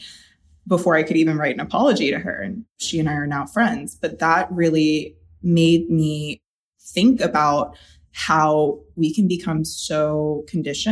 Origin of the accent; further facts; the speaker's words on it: North Carolina, United States; I did grow up in a small town in North Carolina